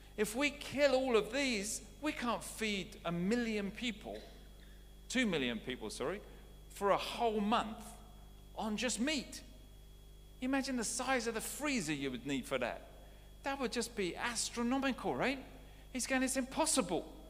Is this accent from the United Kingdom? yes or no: yes; United Kingdom; moved away as an adult; also born or lived in Canada; I was British before I became Canadian